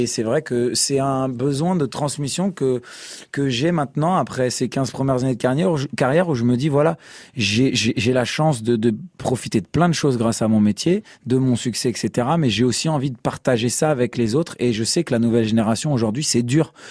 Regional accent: Strasbourg, Grand Est, France; Moi aussi, je viens de Strasbourg comme vous

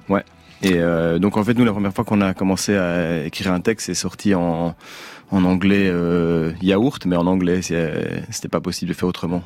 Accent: Braine-l'Alleud, Wallonia, Belgium; moved away as an adult; now in Brussels, Belgium; je suis originaire de, de Brennaleux, donc un village, une petite ville à 20 km de Bruxelles.

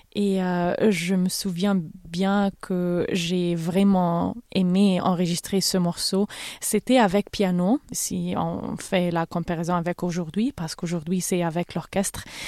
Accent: Cairo, Cairo Governorate, Egypt; French is a second language; moved away as an adult; also born or lived in Berlin / Milan; now in London, United Kingdom; Je suis née en Égypte, j'ai grandi au Caire, je parle arabe évidemment, mais j'ai fait mes études à Berlin et à Milan et maintenant je vis à Londres

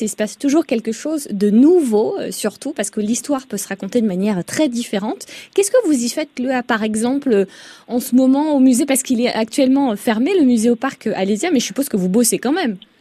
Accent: Côte-d'Or, Bourgogne-Franche-Comté, France; chez nous en Côte d'Or

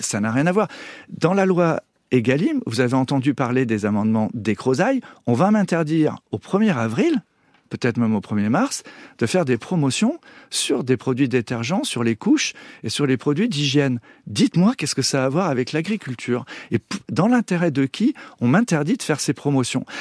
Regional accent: Breton, Brittany, France; Je suis breton.

